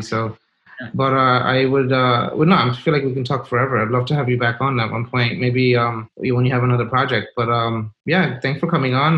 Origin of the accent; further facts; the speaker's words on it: New York City, New York, United States; I grew up in Brooklyn, New York, in Kensington.